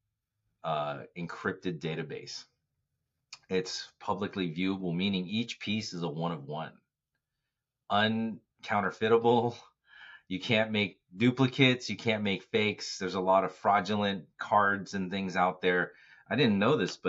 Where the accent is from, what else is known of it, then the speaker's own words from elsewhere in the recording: Bay Area, California, United States; I'm from the Bay Area